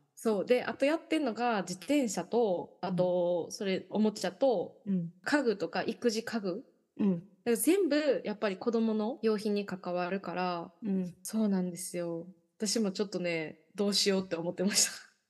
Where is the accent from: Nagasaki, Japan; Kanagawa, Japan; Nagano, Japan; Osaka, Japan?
Osaka, Japan; Yao; 私地元大阪府の八尾市っていう市